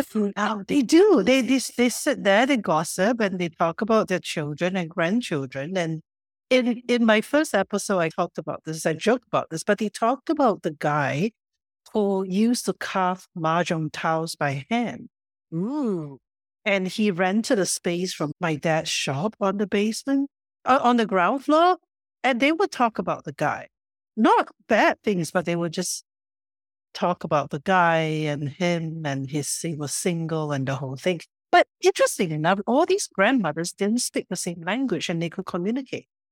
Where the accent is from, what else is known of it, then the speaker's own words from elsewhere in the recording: Singapore; moved away; I only know Cantonese because I grew up in Singapore, in Chinatown